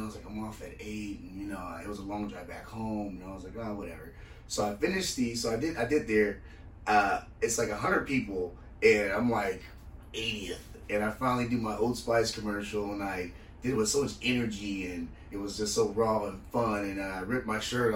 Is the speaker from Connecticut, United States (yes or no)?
no; Federal Way, Washington, United States; I'm from Washington. This is where from Federal Way